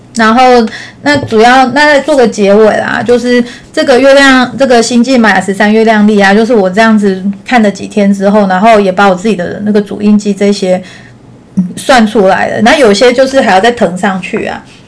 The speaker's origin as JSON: {"language": "Chinese", "region": "Taichung", "country": "Taiwan", "said": "因为我是台中人嘛"}